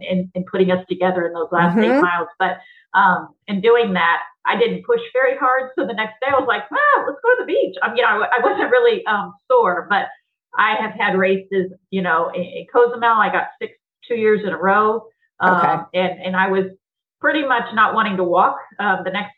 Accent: The Woodlands, Texas, United States; it's my hometown. It's, you know, just, it's in the woodlands north of Houston

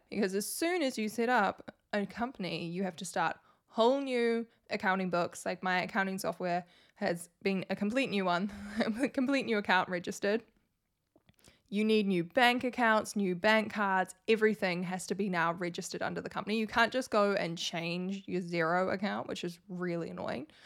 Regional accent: New Zealand; I'm from New Zealand and I have to file taxes in New Zealand

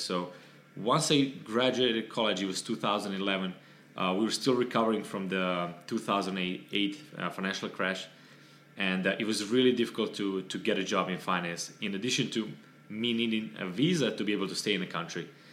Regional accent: Serbia; moved away as an adult; now in Miami, United States; I'm originally from Serbia.

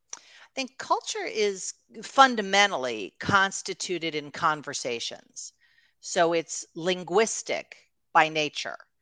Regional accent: New York, United States; also born or lived in Los Angeles; we were living in, uh, Los Angeles at the time, but I'm from New York

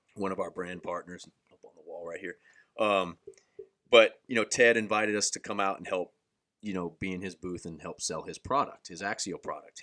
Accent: Daytona Beach, Florida, United States; I'm from Central Florida, Daytona, Daytona Beach area

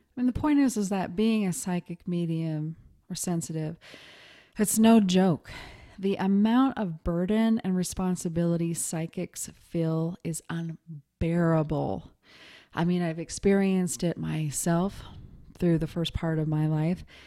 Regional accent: Montana, United States; moved away as an adult; also born or lived in New York City; I was raised in Montana, but I, I moved to New York City when I was twenty

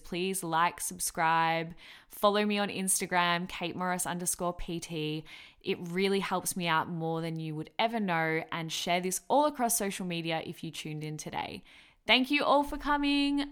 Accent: Melbourne, Victoria, Australia; I am from Melbourne, Victoria

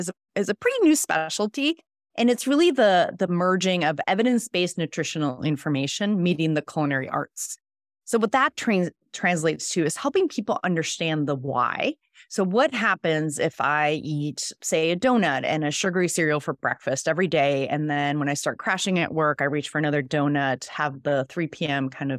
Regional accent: Mexico City, Mexico; first language Spanish; English is a second language; also born or lived in Switzerland; now in San Diego, United States; I actually was born and raised in Mexico City, so Spanish is my first language.

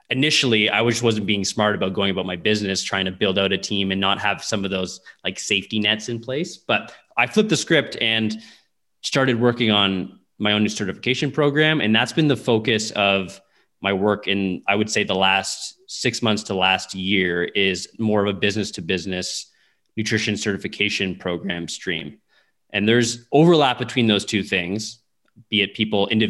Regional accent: Windsor, Ontario, Canada; now in Saskatoon, Canada; I grew up in Windsor, Ontario, which is really close to Detroit

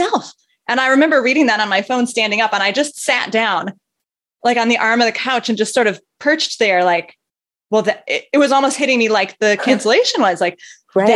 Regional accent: northern tip of Michigan, United States; I grew up in the northern tip of Michigan in a town of about 3,000

